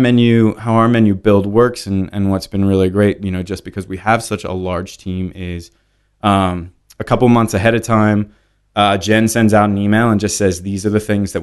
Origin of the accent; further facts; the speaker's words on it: Pennsylvania, United States; No. So I was born in Lancaster County.